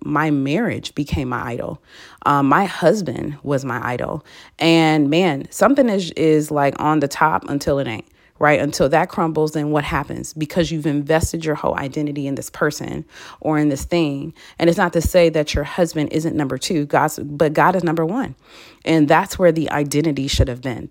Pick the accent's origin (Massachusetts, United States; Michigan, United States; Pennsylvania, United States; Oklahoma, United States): Michigan, United States; moved away as an adult; now in Dallas, United States; I'm from Michigan, so we have basements